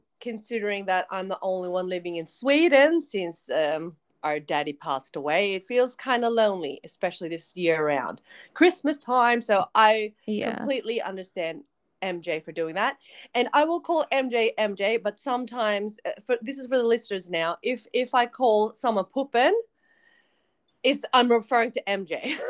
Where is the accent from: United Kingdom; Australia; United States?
Australia; accent: American; also born or lived in Philippines; Just for all our listeners, we grew up in Australia. We're both born in the Philippines, but the fact that we were born in the Philippines gave us a weird American accent. We moved to Australia in the early 90s, and that accent has not really left us.